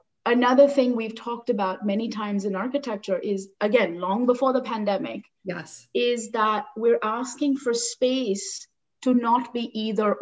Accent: Mumbai, Maharashtra, India; moved away as an adult; also born or lived in North Carolina, United States / New York, United States; now in Toronto, Canada; I grew up in Bombay in India

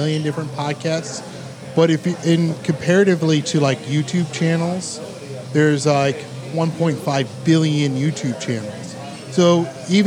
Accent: Cleveland, Ohio, United States; also born or lived in Los Angeles, California; I was born in Los Angeles, California. I've grown up here in Cleveland, Ohio. I've been living here since I was like 3 years old

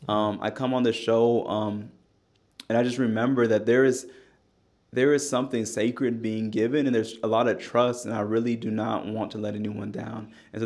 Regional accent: Knoxville, Tennessee, United States; I'm from Knoxville, and we talk frequently

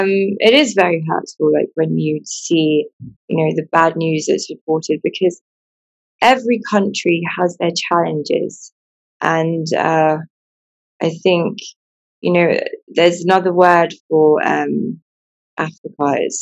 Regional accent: England, United Kingdom; I wasn't born here. I was born in England. I've lived in England pretty much all my life.

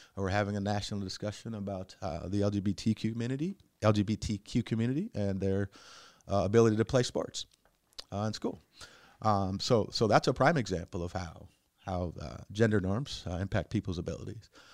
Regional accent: Cedar Rapids, Iowa, United States; we're from Cedar Rapids

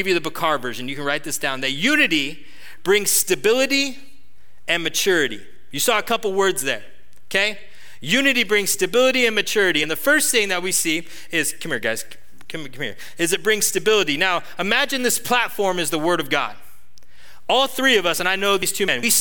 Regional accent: Atascadero, California, United States; I grew up in Atascadero.

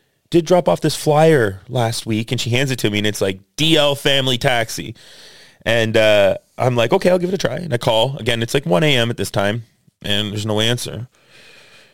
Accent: Canada; We're from Canada

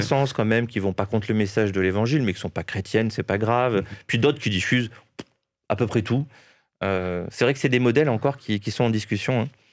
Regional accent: Nice, Provence-Alpes-Côte d'Azur, France; now in Paris, France; je suis niçois à la base.

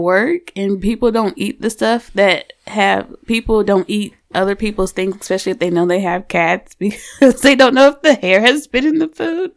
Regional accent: St. Louis, Missouri, United States; moved away; I'm from Saint Louis originally

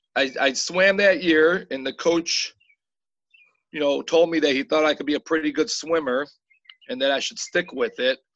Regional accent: Eastpointe, Michigan, United States; I grew up in East Detroit.

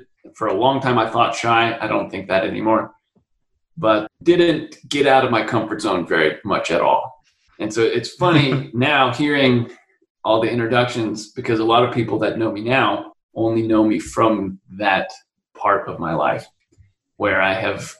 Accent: Utah, United States; also born or lived in Colorado / San Francisco; now in San Diego, United States; We moved a lot. I was originally from Utah, and then we lived in Colorado, then up to San Francisco, and then I'm in San Diego, where I've been the past 15 years or so.

